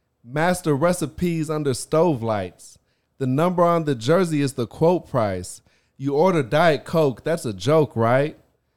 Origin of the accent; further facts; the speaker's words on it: Virginia, United States; now in Miami, United States; Because I'm from the same part of Virginia as he is.